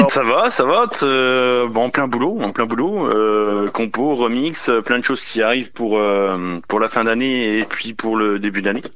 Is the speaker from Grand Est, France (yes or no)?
yes; Sedan, Grand Est, France; à l'origine, euh, je suis du Nord-Est. Je suis euh, de Sedan, et, à côté de Charleville-Mézières